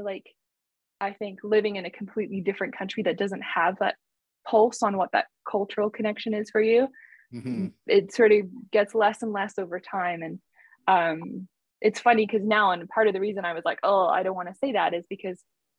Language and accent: English; New Zealand; now in Canada; I am from New Zealand, and, you know, I come from a Cook Island family, you know, like that is like something that is like true. But it's interesting, like, living in Canada for so long and being Canadian